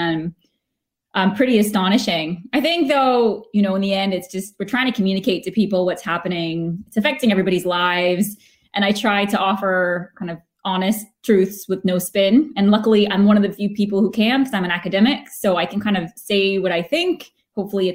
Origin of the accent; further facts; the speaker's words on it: United States; now in Edinburgh, United Kingdom; as an American